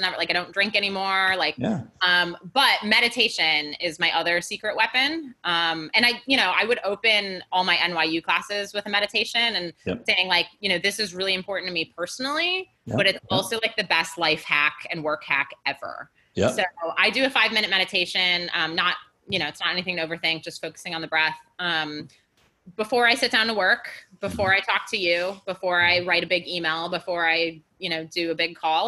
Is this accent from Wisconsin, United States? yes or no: yes; Milwaukee, Wisconsin, United States; now in New York, United States; Milwaukee, where I'm from.